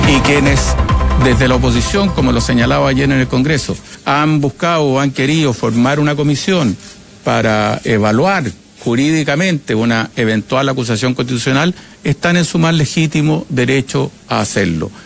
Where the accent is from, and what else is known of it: Venezuela; moved away as an adult; now in Madrid, Spain